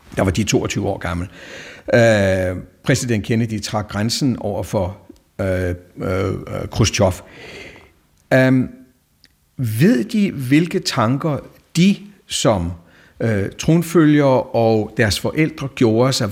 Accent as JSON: {"language": "Danish", "country": "Denmark"}